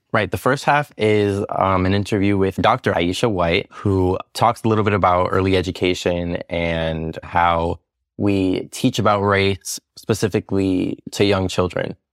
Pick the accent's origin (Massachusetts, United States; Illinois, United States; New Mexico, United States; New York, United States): New York, United States; New York City; I am, uh, Puerto Rican. I grew up in New York City.